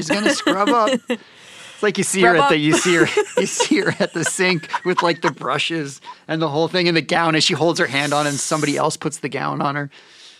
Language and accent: English; Canada; Yeah, I'm Canadian.